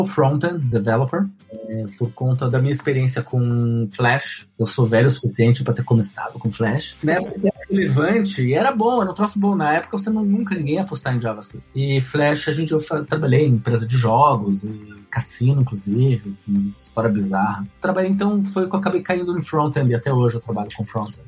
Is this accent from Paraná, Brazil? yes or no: yes; Curitiba, Paraná, Brazil; moved away as an adult; now in Israel; Eu sou de Curitiba